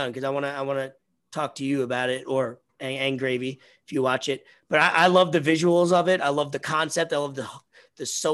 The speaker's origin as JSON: {"language": "English", "country": "United States", "tie": "born or raised there", "said": "We grew up in New York, New Jersey"}